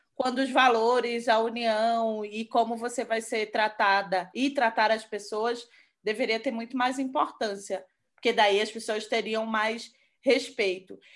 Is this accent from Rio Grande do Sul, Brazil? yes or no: no; Recife, Pernambuco, Brazil; moved away as an adult; now in São Paulo, Brazil; eu sou de Recife, eu moro aqui quatro anos